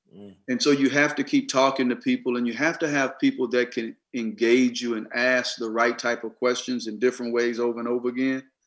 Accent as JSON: {"language": "English", "region": "Mississippi", "country": "United States", "tie": "born or raised there", "said": "I grew up in Mississippi"}